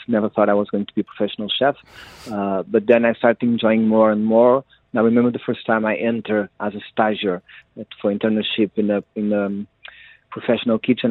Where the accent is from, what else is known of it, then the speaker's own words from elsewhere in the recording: Cascais, Lisbon, Portugal; I was born in Cascais near the sea